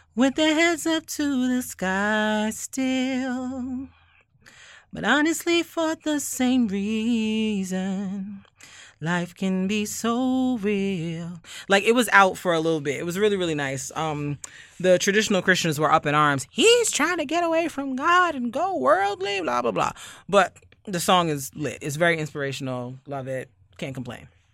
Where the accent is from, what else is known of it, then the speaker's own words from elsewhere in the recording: Barbados; I'm from Barbados, where we lime and salt chicken